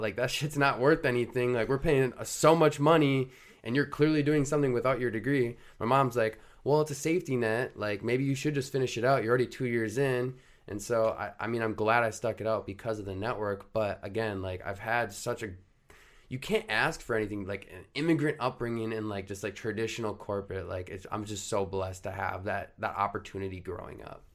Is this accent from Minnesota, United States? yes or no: yes; Rogers, Minnesota, United States; I grew up in Rogers, Minnesota, went to high school there